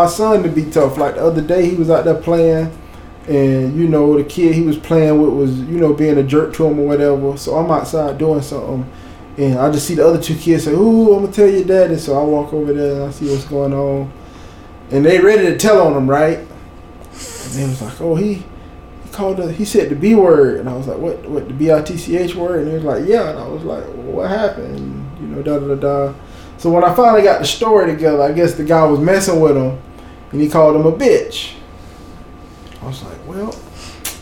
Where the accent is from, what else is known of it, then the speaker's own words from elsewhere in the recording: Bradenton, Florida, United States; I grew up in a beach community. I'm from Bradenton